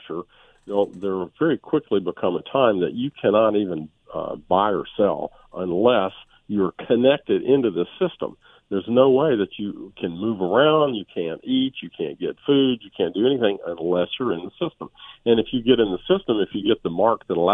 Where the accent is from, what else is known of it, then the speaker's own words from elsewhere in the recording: United States; We're Americans.